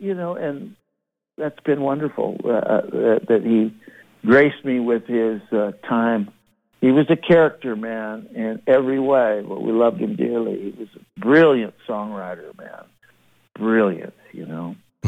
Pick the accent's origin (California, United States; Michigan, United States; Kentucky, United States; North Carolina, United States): California, United States; Monterey; I grew up in Monterey